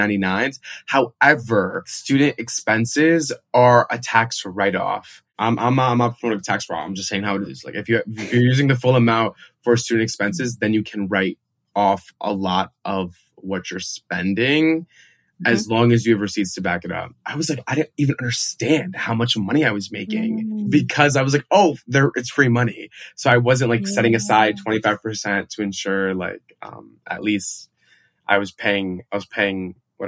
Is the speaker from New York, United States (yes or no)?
yes; New York, United States; moved away as an adult; now in Chicago, United States; I'm from New York